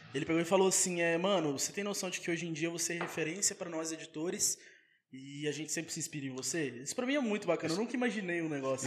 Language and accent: Portuguese; Rodeiro, Minas Gerais, Brazil; also born or lived in Ubá / Paraná; now in Volta Redonda, Brazil; eu sou de rodeiro. Nasci em Ubá, né? Mas sou de rodeiro. Morei minha vida toda em rodeiro